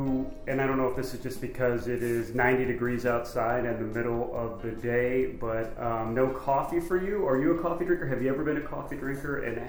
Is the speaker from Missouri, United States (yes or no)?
yes; Missouri, United States; Now, I am from Missouri, and so I know the Midwest